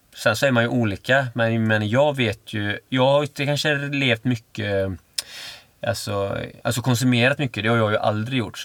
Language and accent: Swedish; Öckerö, Västra Götaland, Sweden; moved away; där jag är född, eh, på Öckerö, mm. liksom, det är liksom fiskare och sådär.